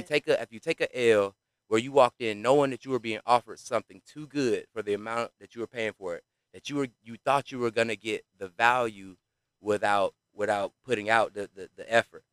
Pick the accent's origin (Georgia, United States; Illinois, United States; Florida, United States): Georgia, United States; College Park; We're in Georgia, in Atlanta. I'm from College Park